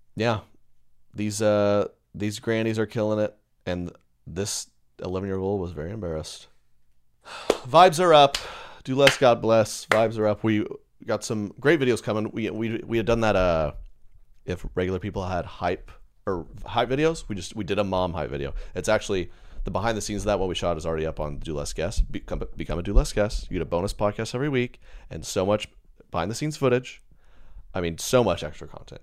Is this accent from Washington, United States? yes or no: no; Edmond, Oklahoma, United States; I'm from Edmond, Oklahoma